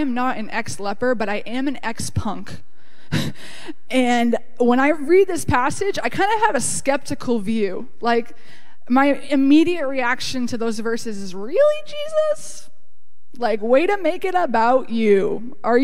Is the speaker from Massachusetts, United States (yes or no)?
yes; Cape Cod, Massachusetts, United States; I grew up on Cape Cod